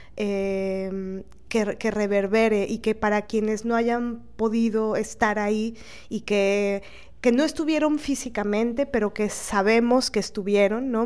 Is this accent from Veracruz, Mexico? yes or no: yes; Veracruz, Mexico; como jarocha